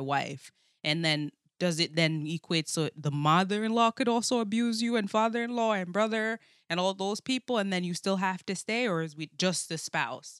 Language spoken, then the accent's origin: English; Jamaica; now in United States; I'm, uh, from Jamaica, born and raised for, like, I guess the s, s, first part of my life